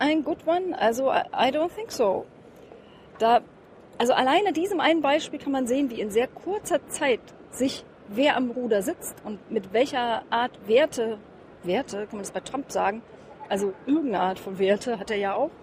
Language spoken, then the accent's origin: German; East Germany, Germany; was ich als Ossi gelernt habe, ich habe ja so als Studentin 1989 die Mauer persönlich mit zu Fall gebracht